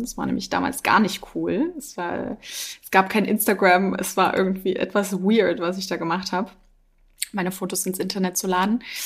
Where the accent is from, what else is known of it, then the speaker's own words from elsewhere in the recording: Dresden, Saxony, Germany; moved away; also born or lived in Freital; ich komme aus Dresden